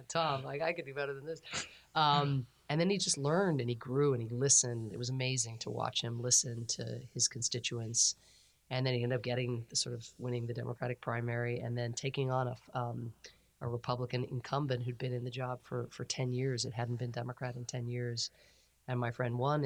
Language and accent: English; Ireland; now in United States; I'm an Irish immigrant